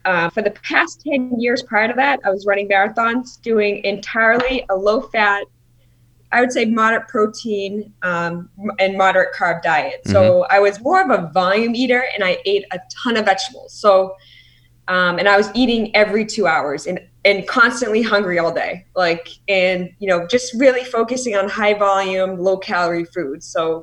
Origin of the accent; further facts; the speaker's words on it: Boston, Massachusetts, United States; I'm from Boston